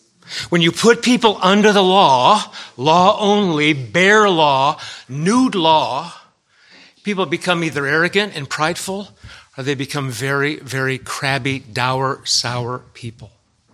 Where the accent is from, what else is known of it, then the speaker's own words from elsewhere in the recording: California, United States; now in Massachusetts, United States; First time I ever went to the church in Massachusetts, I came from California